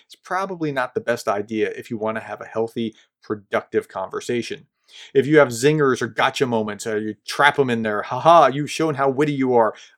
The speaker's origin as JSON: {"language": "English", "region": "New Jersey", "country": "United States", "tie": "born or raised there", "said": "I grew up just in New Jersey"}